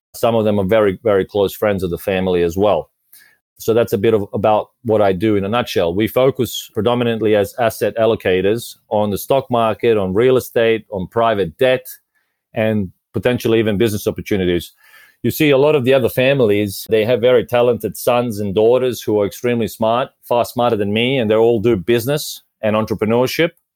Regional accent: Australia; moved away as an adult; also born or lived in Croatia / Japan / Vietnam / London; now in Malta; I was originally born in Croatia, so which is I guess southern or eastern Europe or mixture of both. I grew up in Australia since we migrated there

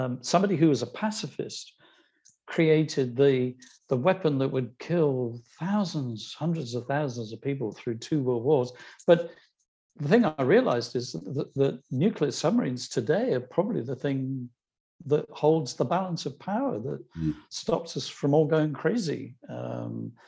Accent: Ireland; I'm Irish

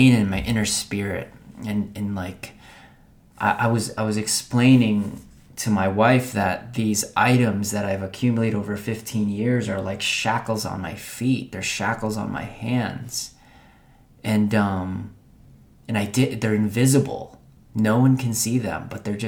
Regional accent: Philippines; I was born in Philippines

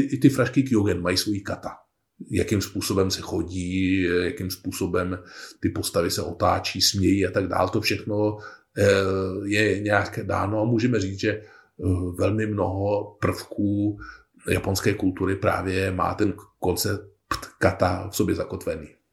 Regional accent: Bohemia, Czechia; u nás v Čechách

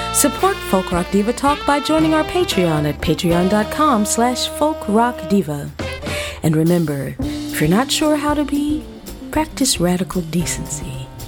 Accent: New Orleans, Louisiana, United States; my hometown of New Orleans

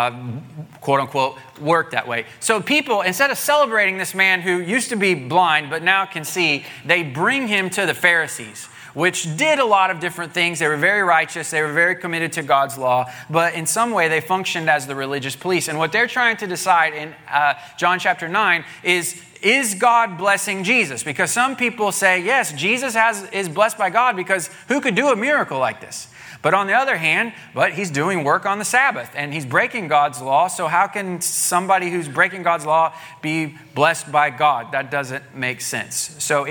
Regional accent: Southwest Missouri, United States; moved away; the church I grew up in Southwest Missouri

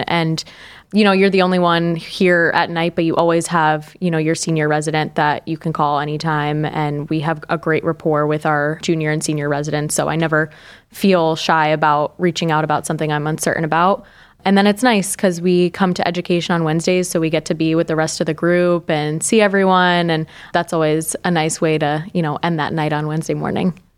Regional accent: Binghamton, New York, United States; moved away as an adult; also born or lived in Pennsylvania; now in Cleveland, United States; I grew up in the Binghamton area in upstate New York

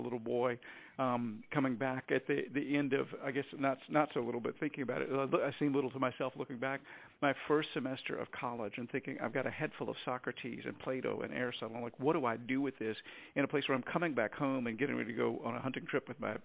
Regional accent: Virginia, United States; also born or lived in Texas; now in Anchorage, United States; I grew up in Virginia and spent a lot of time in Texas

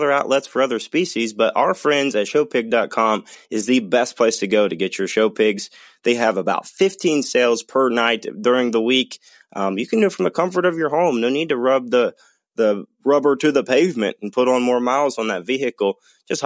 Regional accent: Ohio, United States; I'm from Ohio.

